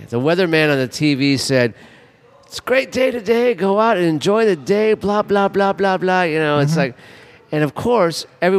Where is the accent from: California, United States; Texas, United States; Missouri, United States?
California, United States; Los Angeles; moved away; I'm from Los Angeles. It's a bigger city than this city.